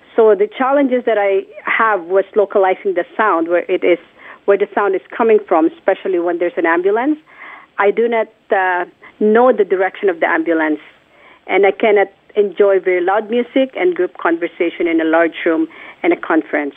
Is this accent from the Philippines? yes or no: yes; Philippines; born or raised there; moved away